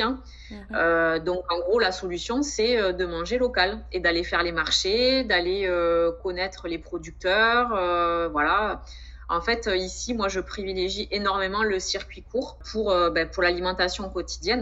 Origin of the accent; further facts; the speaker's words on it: Montauban, Occitania, France; moved away as an adult; also born or lived in Lot-et-Garonne; now in French Guiana; je suis originaire du sud-ouest de la France, donc je suis née à Montauban